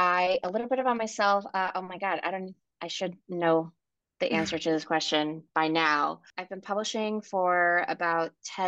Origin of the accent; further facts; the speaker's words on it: New York City, New York, United States; also born or lived in Ecuador; I was born in Ecuador. I grew up in New York City.